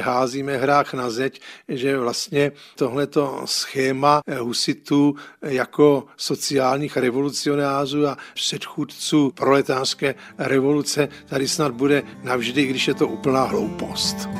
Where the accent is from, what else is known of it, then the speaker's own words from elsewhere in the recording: Prague, Czechia; jako malý kluk jsem vyrůstal na Žižkově